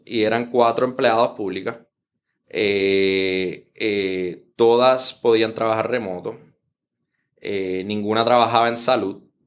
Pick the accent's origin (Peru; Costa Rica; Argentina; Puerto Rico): Puerto Rico